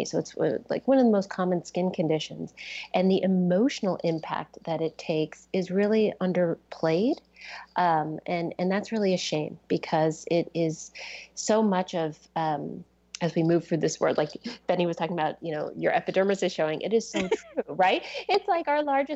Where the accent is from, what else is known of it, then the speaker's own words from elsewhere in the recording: East Coast, United States; moved away as an adult; now in Seattle area, United States; I grew up on the East Coast